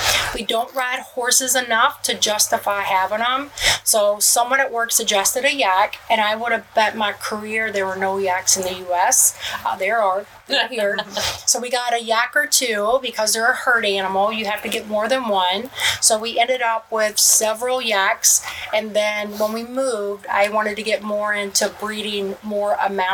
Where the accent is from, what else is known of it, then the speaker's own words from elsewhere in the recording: Kentucky, United States; moved away as an adult; also born or lived in Michigan; now in Crossville, United States; I'm originally from Kentucky, but working in Michigan